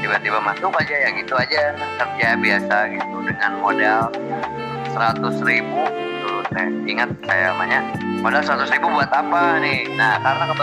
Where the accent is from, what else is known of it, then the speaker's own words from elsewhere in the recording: Bandung, West Java, Indonesia; born there; saya lahir di Bandung